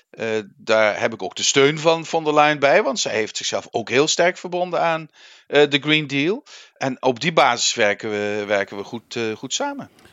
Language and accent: Dutch; Netherlands; Wij Nederlanders